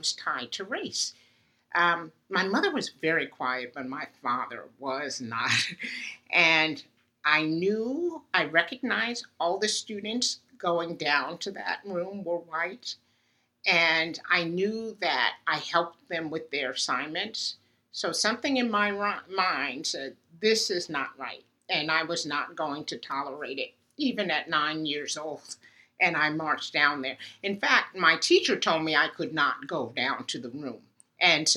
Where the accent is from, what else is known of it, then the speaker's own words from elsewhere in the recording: Uniondale, New York, United States; moved away; the students and children on my street in Uniondale were bused to a school across town to desegregate it